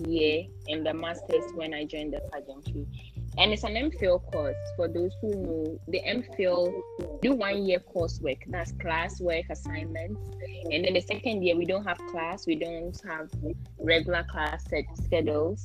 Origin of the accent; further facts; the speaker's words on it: Navrongo, Upper East, Ghana; also born or lived in Upper West Region (Dagaaba identity); I'm from Navongo in the Upper East region, and my mom is from Tumu in the Upper West region.